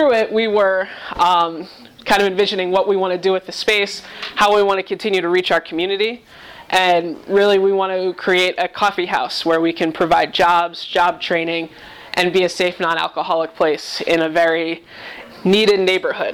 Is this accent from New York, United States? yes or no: yes; New York, United States; moved away as an adult; also born or lived in Massachusetts; now in Cleveland, United States; I was born and raised in New York